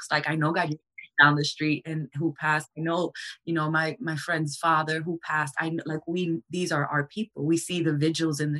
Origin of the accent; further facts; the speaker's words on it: New York City, New York, United States; And so, as a New Yorker, I had very stark kind of representations of how mass tragedies could be handled